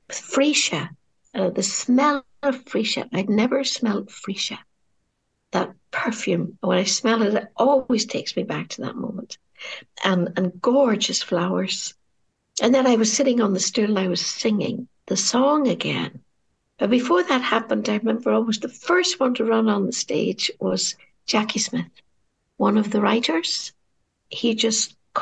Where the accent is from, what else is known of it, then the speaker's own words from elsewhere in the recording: Derry, Northern Ireland, United Kingdom; the people of my hometown